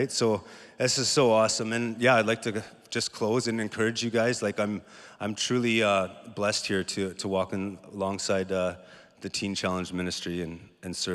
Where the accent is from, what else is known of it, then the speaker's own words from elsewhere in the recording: Thunder Bay, Ontario, Canada; and I come from Thunder Bay